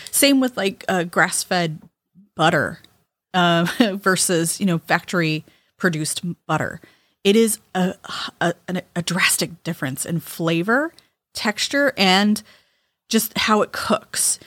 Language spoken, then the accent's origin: English; California, United States; moved away; growing up in California